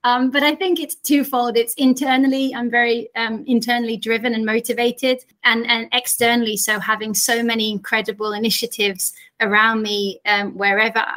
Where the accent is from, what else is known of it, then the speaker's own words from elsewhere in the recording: Yorkshire and the Humber, United Kingdom; being a young girl growing up in Yorkshire in the north of England